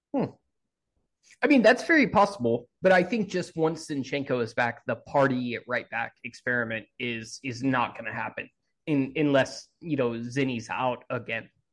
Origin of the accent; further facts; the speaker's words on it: United States; as an American